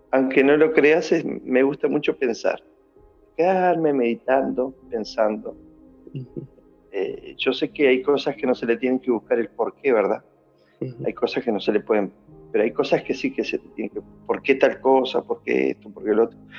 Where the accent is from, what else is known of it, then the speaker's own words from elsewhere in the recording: Uruguay; moved away; also born or lived in Argentina; porque yo soy de Uruguay, ¿verdad?